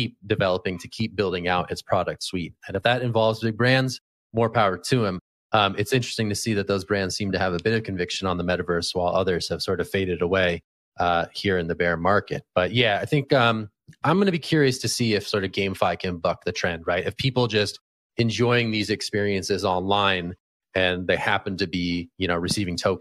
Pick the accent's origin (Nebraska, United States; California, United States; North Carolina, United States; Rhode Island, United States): California, United States; as a Californian by birth